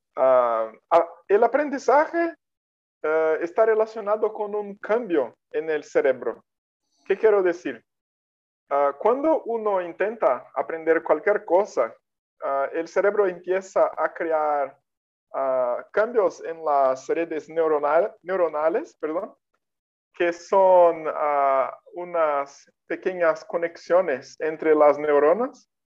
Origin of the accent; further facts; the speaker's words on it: Brazil; first language Portuguese; Spanish is a second language; soy de Brasil